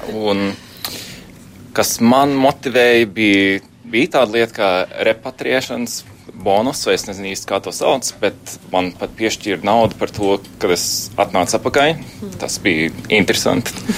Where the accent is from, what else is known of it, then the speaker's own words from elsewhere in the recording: Münster, North Rhine-Westphalia, Germany; Latvian is a second language; moved away as an adult; now in Latvia; tajā pilsētā, kur es uzaugu Vācijā, Minsterā.